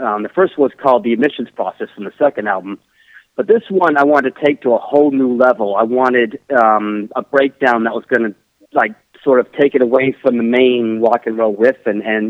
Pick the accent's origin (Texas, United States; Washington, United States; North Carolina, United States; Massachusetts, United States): Massachusetts, United States; Boston; now in London, United Kingdom; I originally come from Boston